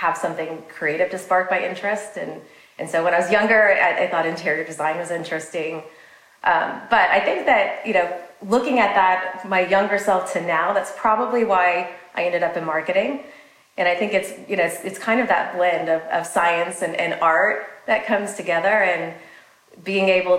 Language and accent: English; Kansas, United States; moved away as an adult; also born or lived in Southern California / Hong Kong / Dallas, Texas; now in Scottsdale, United States; I'm originally from the middle of the country. So I'm from Kansas originally